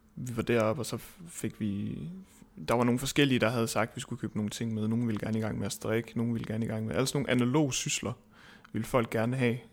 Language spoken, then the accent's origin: Danish; Svendborg, Southern Denmark, Denmark; moved away; jeg kommer fra Svendborg oprindeligt